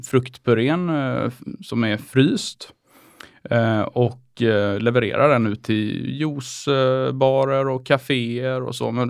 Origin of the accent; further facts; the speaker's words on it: Oskarshamn, Kalmar County, Sweden; Jag är från Oskarshamn.